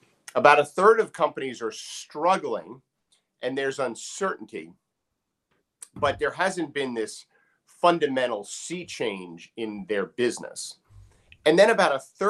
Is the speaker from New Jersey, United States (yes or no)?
yes; New Jersey, United States; now in Maryland, United States; I'm from Jersey.